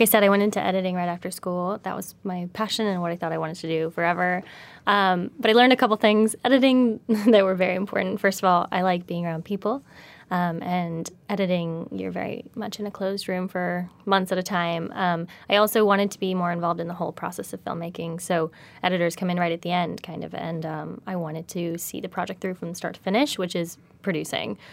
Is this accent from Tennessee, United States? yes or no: no; Virginia, United States; moved away as an adult; also born or lived in Los Angeles; grew up in Virginia